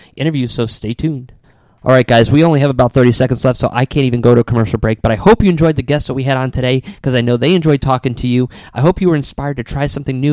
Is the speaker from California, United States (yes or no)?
no; Connecticut, United States; moved away; I'm born and raised in Connecticut